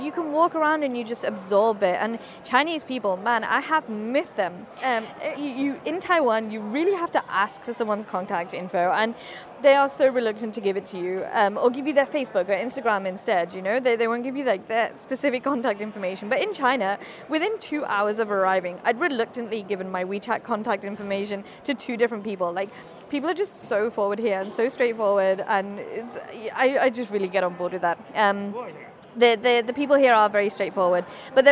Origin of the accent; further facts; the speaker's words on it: United Kingdom; moved away; also born or lived in Tainan / Beijing; I'm being so British